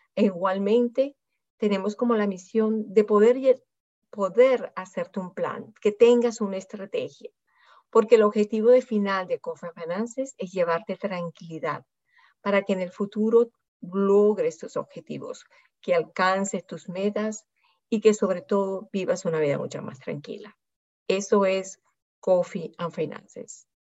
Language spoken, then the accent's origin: Spanish; Venezuela; moved away; also born or lived in France / Singapore; yo nací en Venezuela, he vivido muchos años en Francia también, he vivido en Singapur